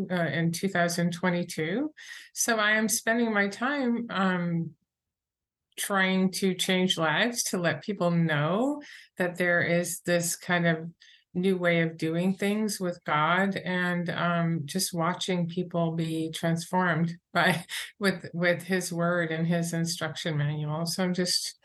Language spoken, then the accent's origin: English; New Hampshire, United States; also born or lived in Boston; I'm from New Hampshire. And I went to school in Boston.